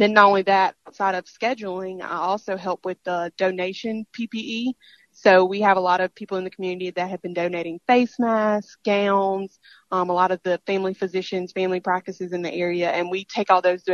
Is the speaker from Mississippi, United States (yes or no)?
yes; Mississippi, United States; this is my home state